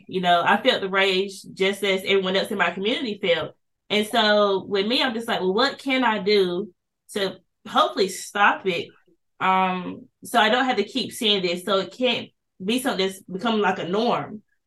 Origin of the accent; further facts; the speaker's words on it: Kinston, North Carolina, United States; I'm also from Kinston, North Carolina, born and raised here